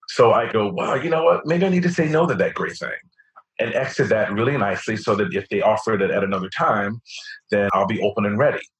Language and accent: English; New York, United States; especially as a New Yorker.